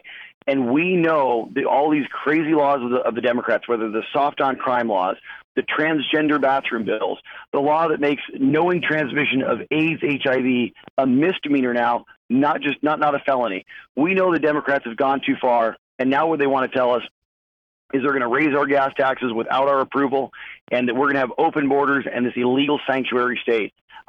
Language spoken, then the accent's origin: English; Chula Vista, California, United States; also born or lived in San Diego; now in Huntington Beach, United States; So, look, I was born in California, raised right here. Born in San Diego, raised about 5 minutes from the border in a little town called Chula Vista.